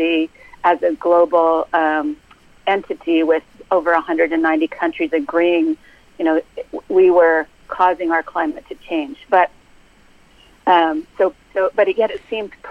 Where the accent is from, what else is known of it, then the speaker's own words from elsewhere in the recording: Canada; now in United States; I am Canadian, working as a policy analyst